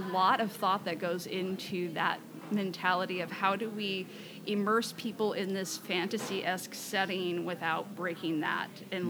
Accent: Southern California, United States; I grew up in Southern California.

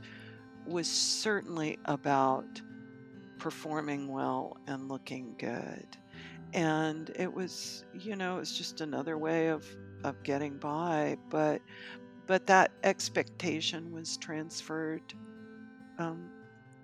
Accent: Knoxville, Tennessee, United States; I am from Knoxville, Tennessee.

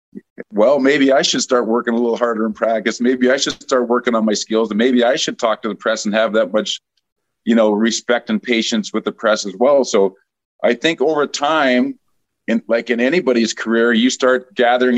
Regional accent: Edmonton, Alberta, Canada; moved away as an adult; I had the good fortune of growing up in Edmonton

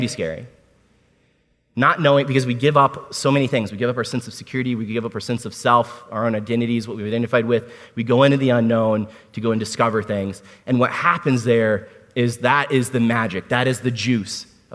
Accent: Washington, District of Columbia, United States; I was born at Walter Reed Army Medical

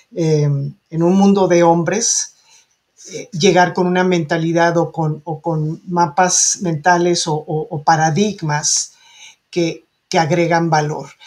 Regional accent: Mexico

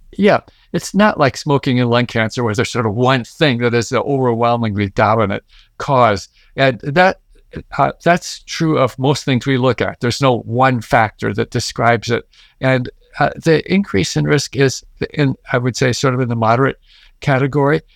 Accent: Midwest, United States; I grew up in the Midwest

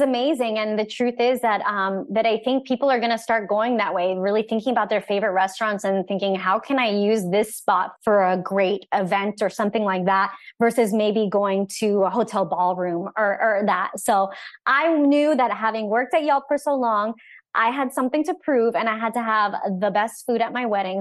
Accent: Orlando, Florida, United States; I'm from Orlando

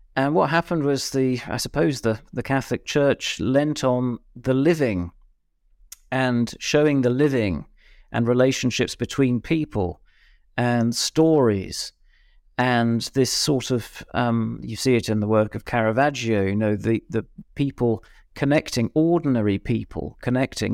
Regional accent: Birmingham, West Midlands, United Kingdom; I'm from Birmingham

